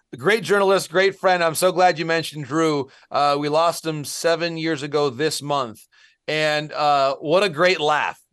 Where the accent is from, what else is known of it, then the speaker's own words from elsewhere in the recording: Essexville, Michigan, United States; moved away as an adult; also born or lived in Cambridge, Massachusetts; I came from a town in Michigan that is about a square mile, Essexville, Michigan. It's on the east side of Bay City. I love my hometown